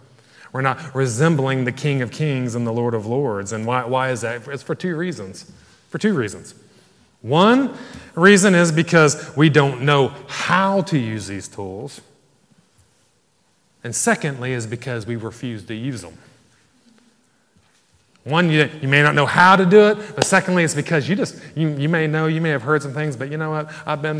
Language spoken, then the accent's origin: English; Ireland; And probably not because we're from Ireland, amen?